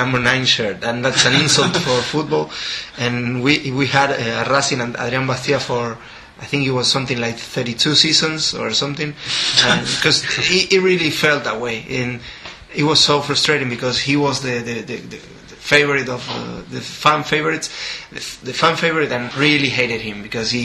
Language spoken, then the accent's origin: English; Argentina; a QPR fan born and bred in Argentina